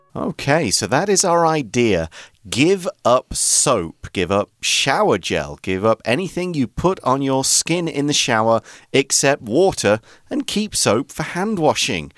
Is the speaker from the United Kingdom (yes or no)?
yes; England, United Kingdom; now in Taiwan; when I was growing up in England